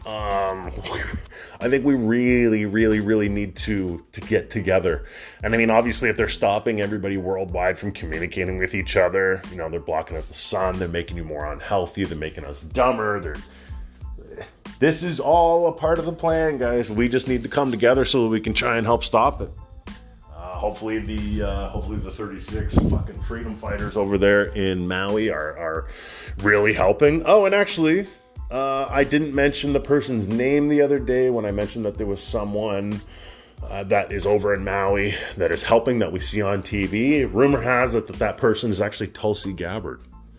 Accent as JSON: {"language": "English", "country": "Canada", "said": "As a Canadian"}